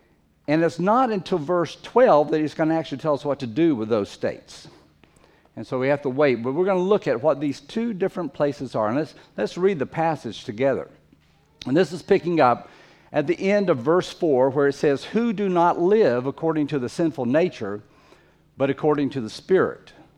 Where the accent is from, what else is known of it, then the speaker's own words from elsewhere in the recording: Fiji; Most of you, or many of you, know that I grew up in the Fiji Islands several years of my life, and as an adult lived there a long time.